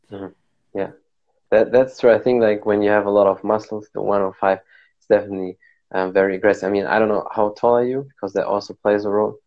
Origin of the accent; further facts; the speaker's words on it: Germany; I'm here from Germany